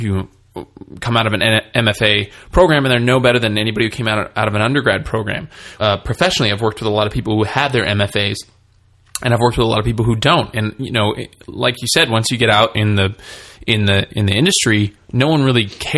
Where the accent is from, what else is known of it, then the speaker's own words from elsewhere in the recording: California, United States; I'm from California